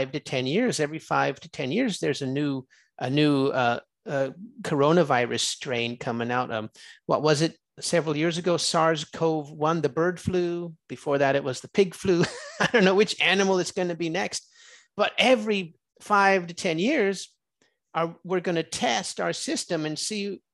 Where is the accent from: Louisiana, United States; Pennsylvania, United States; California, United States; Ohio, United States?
California, United States; I'm from California